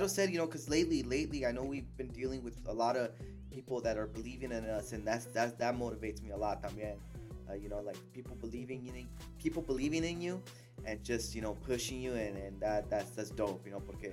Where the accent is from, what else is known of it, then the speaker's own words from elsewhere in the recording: California, United States; I was born here